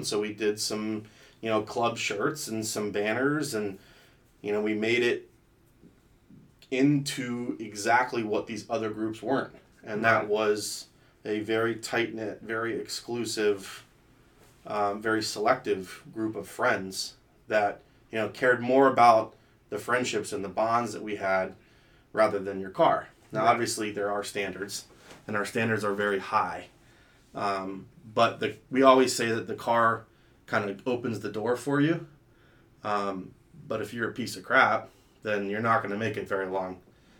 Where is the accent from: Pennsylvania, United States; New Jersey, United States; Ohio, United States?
Pennsylvania, United States; State College; also born or lived in Colorado / Atlanta / Florida; So I lived a majority of my life in State College, Pennsylvania.